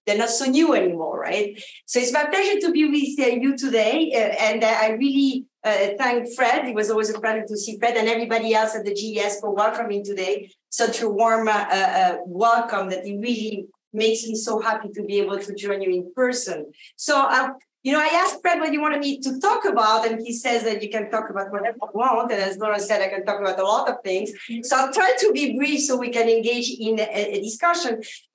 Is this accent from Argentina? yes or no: yes; Argentina; born there; also born or lived in France; I actually grew up around the world. I was born in Argentina. French parents, I went to France to go to agronomic engineering school